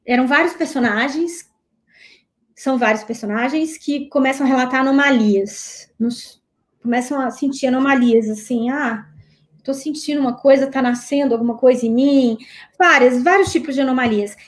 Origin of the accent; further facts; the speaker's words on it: Minas Gerais, Brazil; Eu sou de Minas